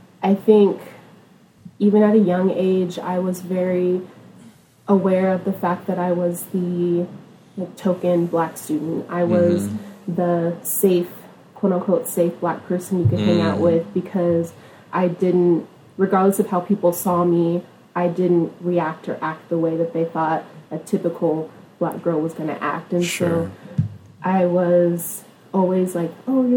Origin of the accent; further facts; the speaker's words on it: Stockton, California, United States; I was born and raised in Stockton, California, a little bit, maybe like an hour away from Sacramento.